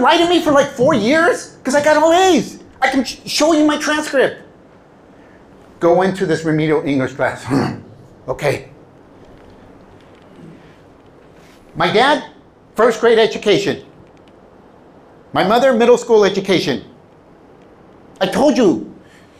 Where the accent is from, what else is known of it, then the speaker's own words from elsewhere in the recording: California, United States; English is a second language; also born or lived in Mexico; I was born in Southern California